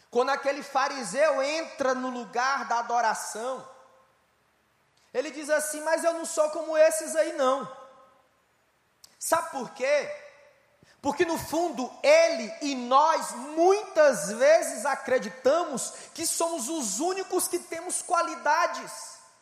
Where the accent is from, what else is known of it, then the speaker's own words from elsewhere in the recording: Ceará, Brazil; Eu sou do estado do Brasil, estado do Ceará, nordeste brasileiro